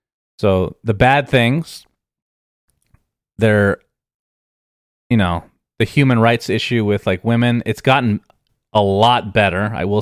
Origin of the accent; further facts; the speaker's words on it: Arizona, United States; It was very hot, but I come from Arizona, so it was actually exactly the same weather.